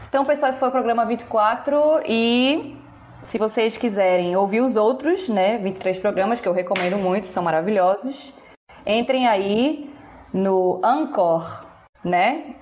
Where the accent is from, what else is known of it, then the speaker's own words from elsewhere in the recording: Pernambuco, Brazil; Eu, como professora, como pernambucana, como fã de Paulo Freire, tudo isso.